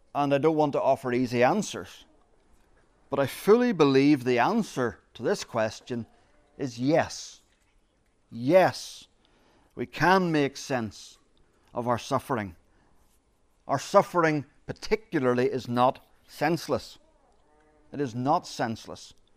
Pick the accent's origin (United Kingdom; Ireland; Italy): Ireland; As Irish people, we are storytellers. We are born storytellers